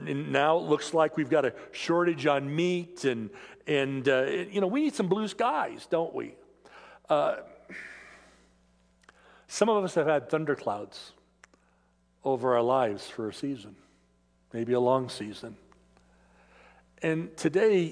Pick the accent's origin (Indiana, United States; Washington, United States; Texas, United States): Washington, United States; Federal Way; moved away; I grew up in the Seattle area. I grew up in Federal Way